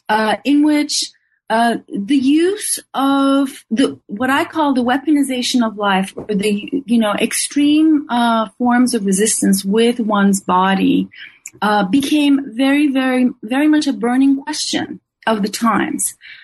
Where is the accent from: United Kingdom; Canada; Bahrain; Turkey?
Turkey; Istanbul; moved away as an adult; also born or lived in Ithaca, New York; now in New York, United States; I was born and raised in Istanbul, Turkey, and I did my undergraduate studies there at Boğaziçi University.